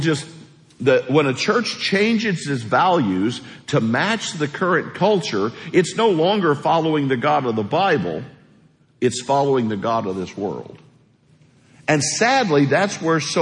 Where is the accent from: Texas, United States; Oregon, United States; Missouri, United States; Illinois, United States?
Missouri, United States; moved away; I grew up in a real small house in Missouri, 900 square feet